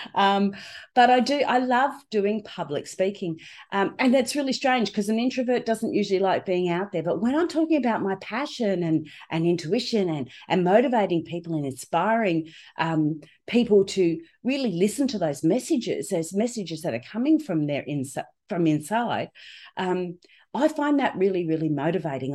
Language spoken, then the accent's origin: English; Australia; I'm from Australia with this strange accent